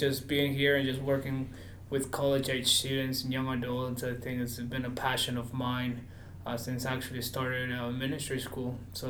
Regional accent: Peru; moved away as an adult; now in United States; I'm originally from Peru, so that's where I'm from.

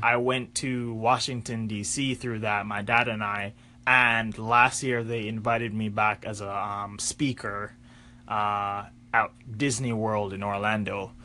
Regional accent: Jamaica; growing up in Jamaica, my dad is a graphic designer

